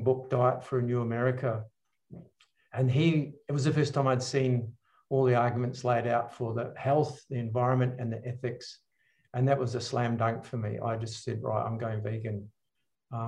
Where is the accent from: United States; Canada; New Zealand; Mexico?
New Zealand; I grew up in New Zealand